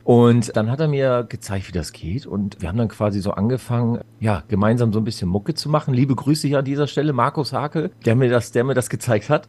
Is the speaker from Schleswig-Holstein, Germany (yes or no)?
yes; Schleswig-Holstein, Germany; bei uns im Norden haben wir halt relativ gute, oder damals war es eine gute Dichte an Clubs gehabt